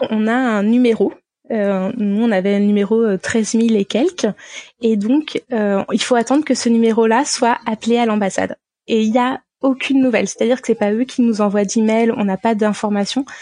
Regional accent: France; moved away; en tant que Français

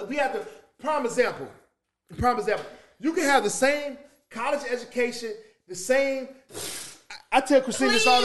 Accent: St. Louis, Missouri, United States; I'm from St. Louis

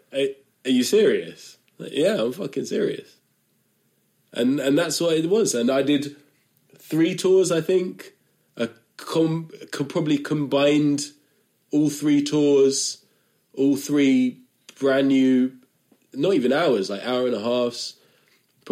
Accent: London, United Kingdom; I'm not from Norwich, I'm from London

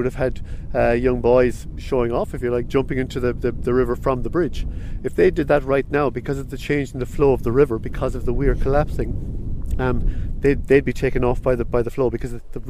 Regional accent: Fermoy, Munster, Ireland; I grew up in Fomoy

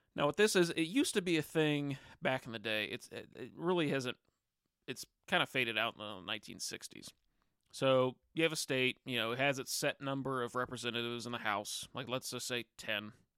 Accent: Vandalia, United States; my hometown, the state of Vandalia

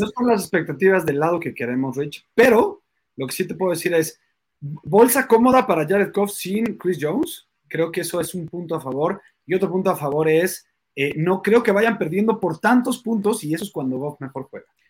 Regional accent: Mexico; nosotros somos mexicanos

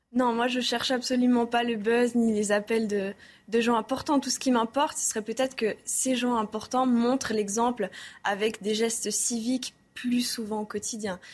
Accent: Switzerland; now in Paris, France; je suis suisse aussi

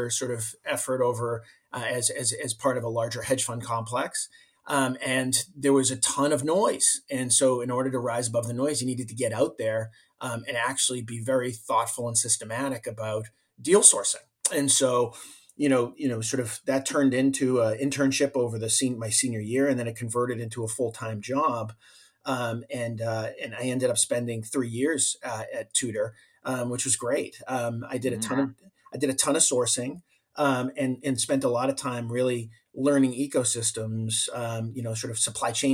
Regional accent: Medford, Massachusetts, United States; I grew up in Boston. I grew up in a town called Medford, Mass

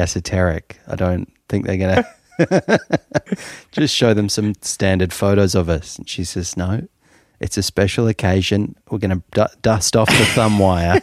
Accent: Melbourne, Victoria, Australia; also born or lived in Toronto; I was born in Melbourne, and then when I was about six years old, I was whisked away to Toronto and lived there for about three years

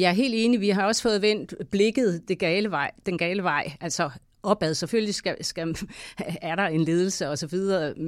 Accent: Denmark; jeg er selv vestjyde

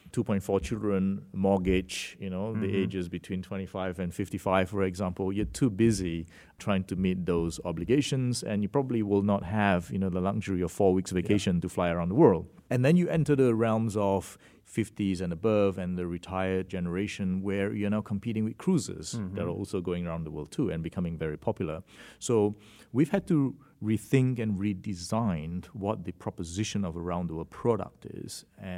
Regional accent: Malaysia; also born or lived in Singapore / Australia; So my origin is from Malaysia, and I did my education in Singapore for most of my younger years, and then to Australia for my high school

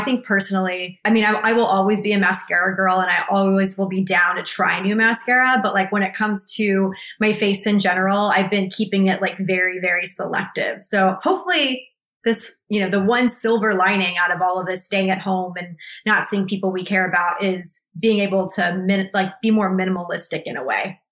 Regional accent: Texas, United States; moved away; I'm from Texas, so I definitely didn't grow up in the valley

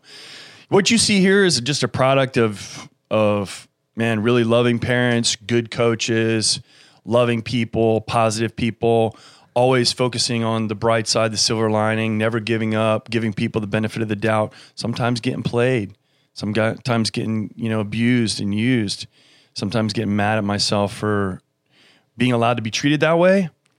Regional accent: Germany; born there; my father was military. He was a pilot. I was born in Germany, and my mother was English.

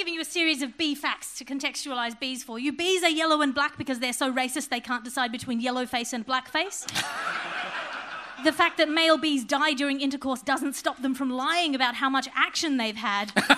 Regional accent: Australia; my being Australian

